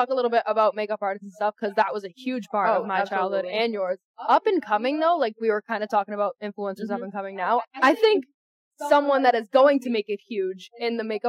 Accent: Boston, Massachusetts, United States; accent: Boston; and I am from Boston. My whole family grew up around Boston, so I have that accent

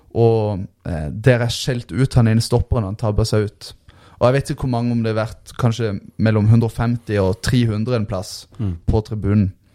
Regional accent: Lyngdal, Agder, Norway; jeg vokste opp i Lyngdal

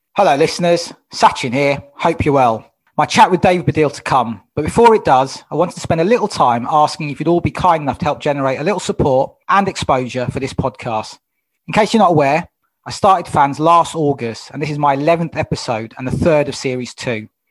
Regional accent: London, United Kingdom; now in South London, United Kingdom; I'm from Wembley originally

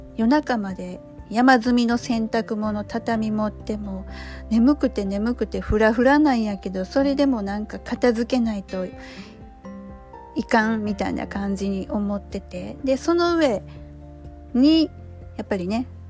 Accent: Osaka, Japan; これ大阪人なんでね

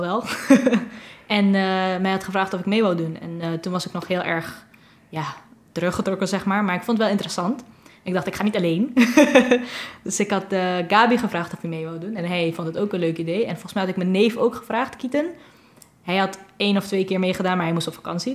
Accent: Curaçao; moved away as an adult; now in Netherlands; Ik kom uit Curaçao ehm, en ik ben hier nu zes maanden

